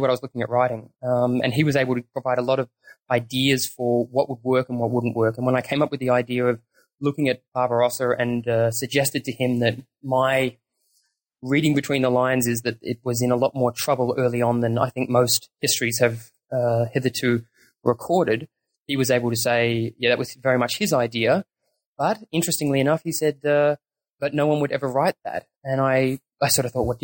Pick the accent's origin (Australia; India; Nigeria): Australia; also born or lived in New Zealand; I was born in New Zealand, and I moved over there with the family when I was very small. So I grew up in Australia